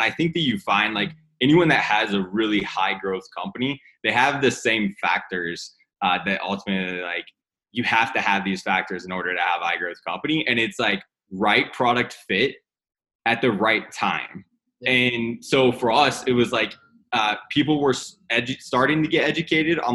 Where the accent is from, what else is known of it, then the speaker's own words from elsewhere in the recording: Whiteland, Indiana, United States; I grew up literally in a town called Whiteland, Indiana. It's 30 minutes south of Indianapolis